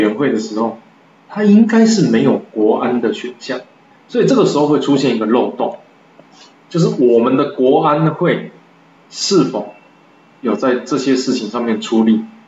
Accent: Taiwan; 我是台湾人，我想要让台湾更好

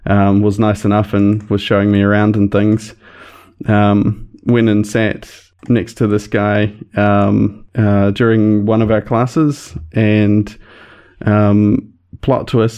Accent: Christchurch, Canterbury, New Zealand; also born or lived in West Coast; I grew up in Christchurch, but moved to the West Coast for 4 years or so, and then came back for fifth form, which is what we call it over here.

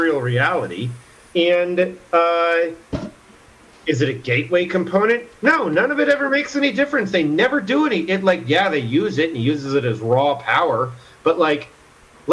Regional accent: United States

